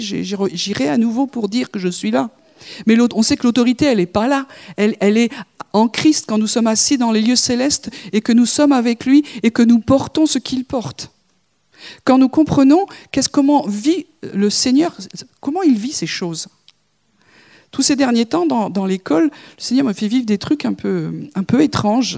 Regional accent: France; nous sommes français

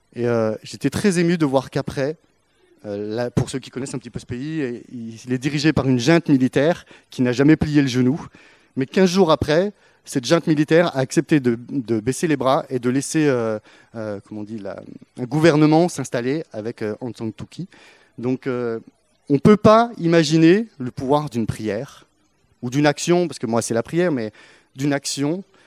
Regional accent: France; en tant que bon français

